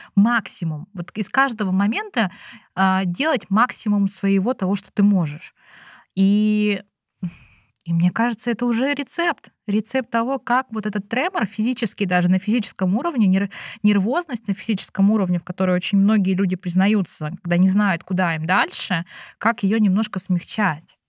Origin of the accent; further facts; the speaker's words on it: Russia; moved away as an adult; now in China; физически я выросла в России